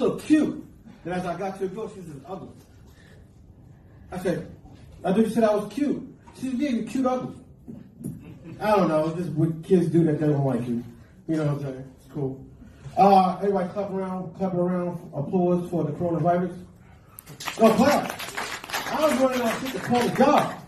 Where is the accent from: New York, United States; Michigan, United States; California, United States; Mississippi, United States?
New York, United States; We're from New York